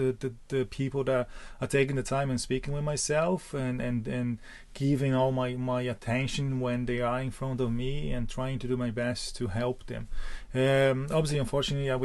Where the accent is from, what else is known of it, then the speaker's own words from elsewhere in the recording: Porto Alegre, Rio Grande do Sul, Brazil; moved away as an adult; now in Ireland; I'm come from Porto Alegre in the south of Brazil